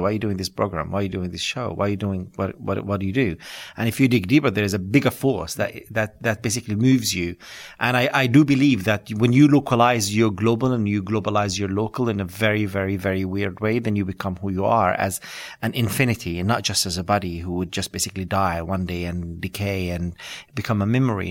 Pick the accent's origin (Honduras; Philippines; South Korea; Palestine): Palestine; West Bank; English is a second language; moved away as an adult; now in London, United Kingdom; coming from this, uh, refugee camp, uh, background